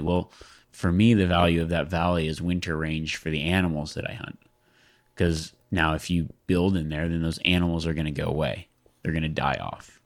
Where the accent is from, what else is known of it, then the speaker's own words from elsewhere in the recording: Nevada, United States; I grew up in Nevada, though, and, oh, I grew up in Nevada, and public land is everywhere